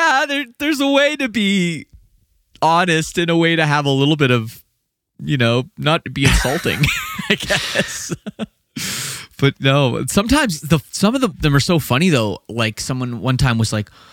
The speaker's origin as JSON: {"language": "English", "country": "Canada", "said": "I'm Canadian"}